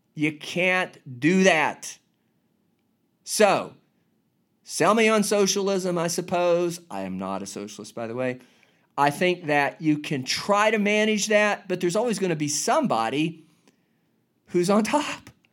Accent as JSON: {"language": "English", "country": "United States", "said": "I'm an American, United States of America"}